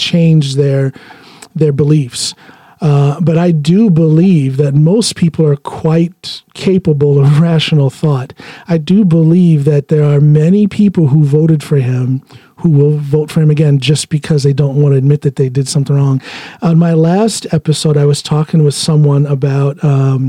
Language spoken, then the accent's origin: English; United States; moved away; I'm an American